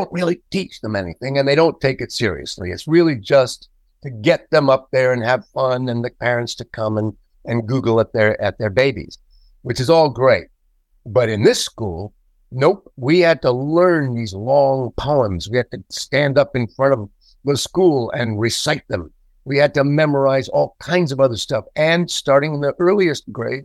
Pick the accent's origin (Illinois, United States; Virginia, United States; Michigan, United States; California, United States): California, United States; Los Angeles; also born or lived in New York / Paris, France; I was born in Los Angeles, California. I live in Los Angeles, California